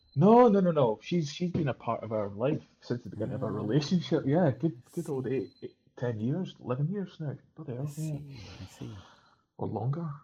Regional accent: Scotland, United Kingdom; Being Scottish

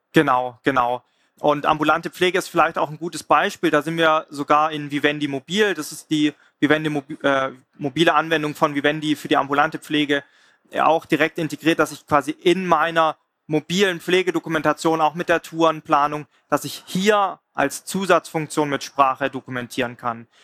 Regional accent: Swabia, Baden-Württemberg, Germany; ich komme selber aus dem Schwabenländle

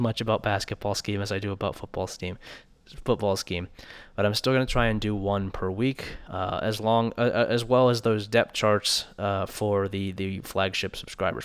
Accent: Columbus, Ohio, United States; moved away as an adult; now in Logan, United States; I grew up in Columbus, Ohio, and lived there until May when I moved out here to Logan

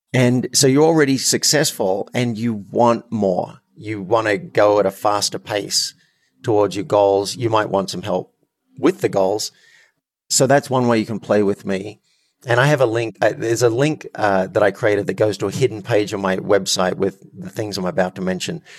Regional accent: Australia; I'm Australian

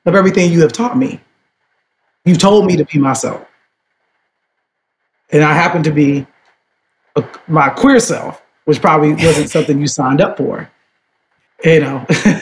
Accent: Chicago, Illinois, United States; I'm from Chicago because my grandmother left the South

